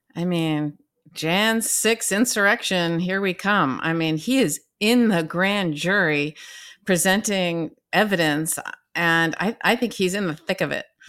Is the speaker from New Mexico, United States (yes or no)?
no; Southern California, United States; moved away as an adult; now in New York, United States; I'm from Southern California and I, although I love my family, I didn't quite fit in there. And so I moved to the East Coast and I've been here my entire adult life